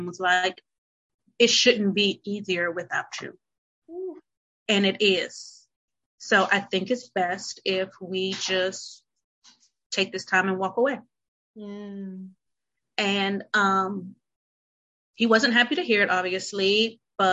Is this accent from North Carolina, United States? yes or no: yes; North Carolina, United States; moved away as an adult; also born or lived in Chicago; I'm from North Carolina